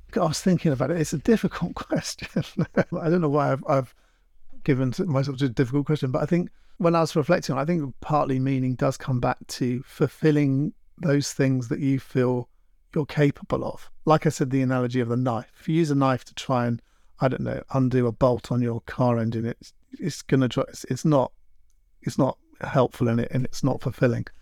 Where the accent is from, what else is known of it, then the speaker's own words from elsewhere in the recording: London, United Kingdom; moved away as an adult; now in Devon, United Kingdom; I grew up in London and I never really got, I, I was a bit of a city boy